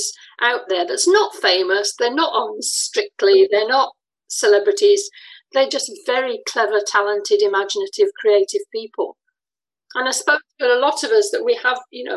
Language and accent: English; England, United Kingdom; moved away as an adult; also born or lived in France; now in Scotland; You can hear from my voice I'm English, but I lived in France for a while and I've lived in Scotland for more than half my life.